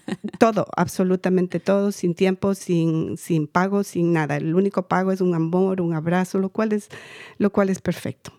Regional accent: Quito, Pichincha, Ecuador; now in United States; yo soy de Ecuador, Quito, Ecuador. Eh, inmigré en el 90

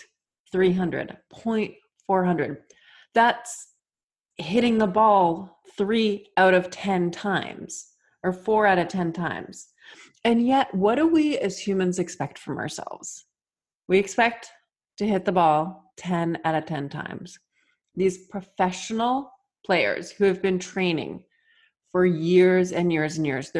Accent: Massachusetts, United States; I was born and raised in Massachusetts

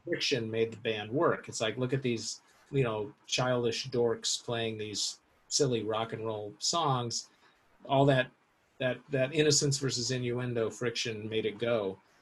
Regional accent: Seattle, Washington, United States; I grew up in Seattle

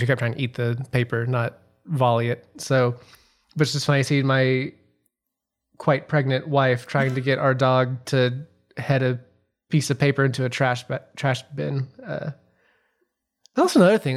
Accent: Memphis, Tennessee, United States; growing up in Memphis

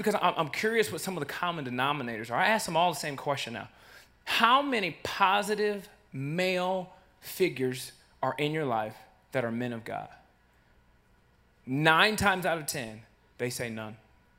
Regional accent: Rockford, Illinois, United States; growing up in Rockford

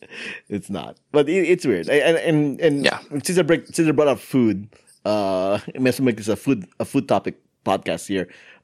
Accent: Philippines; And I go, no, I'm Filipino.

